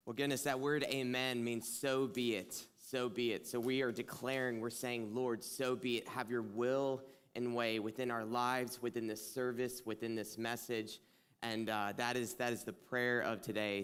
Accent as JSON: {"language": "English", "region": "South Carolina", "country": "United States", "accent": "twang", "moved": "yes", "lives_now": "Michigan, United States", "said": "from South Carolina. I feel like I always have to, like, say that at the beginning, like, if you hear a twang or something, it's because"}